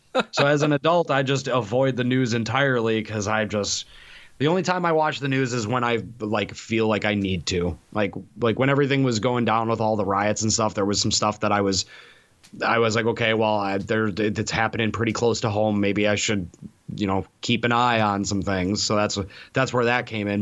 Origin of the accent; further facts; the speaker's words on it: Milwaukee, Wisconsin, United States; moved away; growing up in Milwaukee